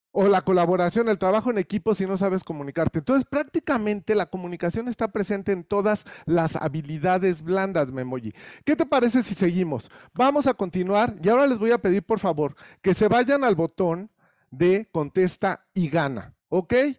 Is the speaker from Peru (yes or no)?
no; Mexico